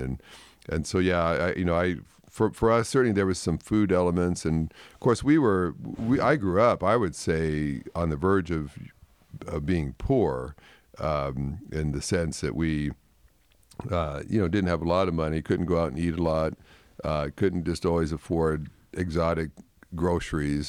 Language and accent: English; Canada; growing up in Canada